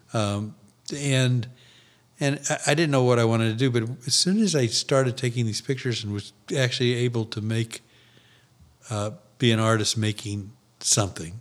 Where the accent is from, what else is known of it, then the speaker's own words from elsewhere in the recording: St. Louis, Missouri, United States; my hometown